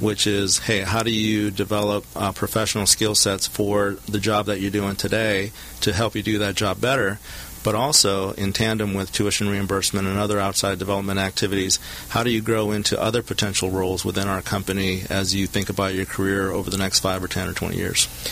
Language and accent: English; Southern California, United States; I'm a local product, uh, born and raised in Southern California, attended Huntington Park High School